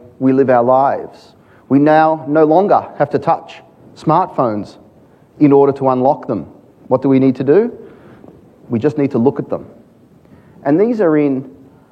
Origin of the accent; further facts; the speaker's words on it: Australia; being an Aussie